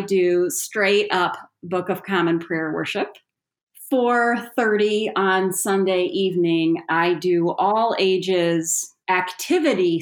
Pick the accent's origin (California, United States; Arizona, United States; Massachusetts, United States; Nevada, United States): Nevada, United States; Las Vegas; also born or lived in Greater Grand Rapids, Michigan; now in Grand Rapids, United States; I was originally born and raised in Las Vegas, Nevada.